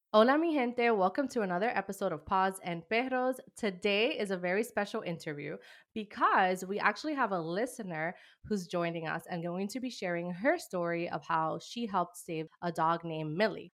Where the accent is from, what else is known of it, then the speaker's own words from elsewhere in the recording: New York City, New York, United States; I'm from New York City, Dominican American